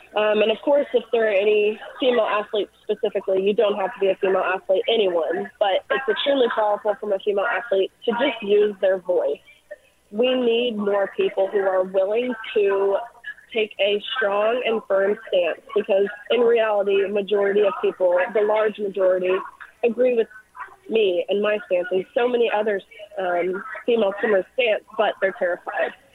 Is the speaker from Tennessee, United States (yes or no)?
yes; Tennessee, United States; I'm from Tennessee